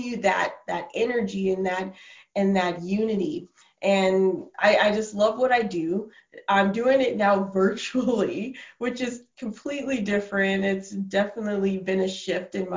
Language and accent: English; Minneapolis, Minnesota, United States; moved away as an adult; also born or lived in New York City / Oklahoma; now in Canada; I'm originally from Minneapolis, Minnesota, and I went to the University of Minnesota